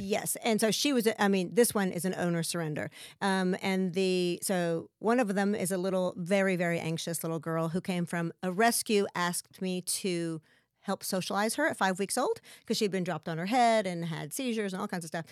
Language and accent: English; West Texas, United States; moved away as an adult; also born or lived in Lubbock / San Marcos / New York City / California; I'm from West Texas